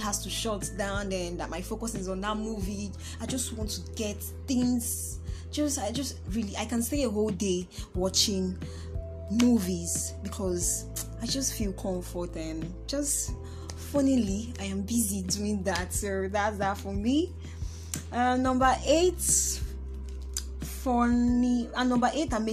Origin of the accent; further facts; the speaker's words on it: Nnewi, Anambra, Nigeria; I'm from Anambra State, Nnewi North